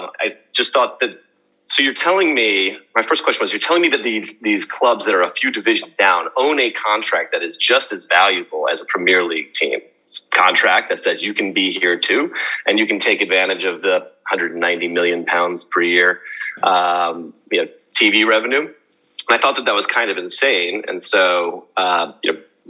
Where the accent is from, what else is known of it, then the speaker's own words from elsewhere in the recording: outside of Chicago, Illinois, United States; also born or lived in New York, United States; now in London, United Kingdom; I'm American. I grew up outside of Chicago. Spent the last 15 years in New York, but I now live in London, in Notting Hill, actually.